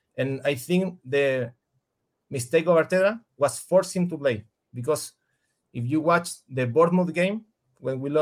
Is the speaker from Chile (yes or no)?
yes; Chile; English is a second language; I'm from Chile.